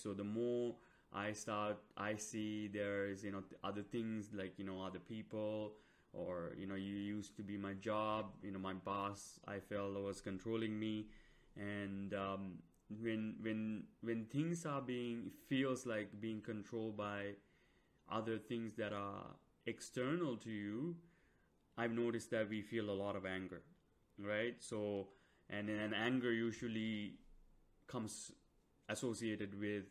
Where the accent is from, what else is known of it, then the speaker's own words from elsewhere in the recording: Sri Lanka; moved away; I came from Sri Lanka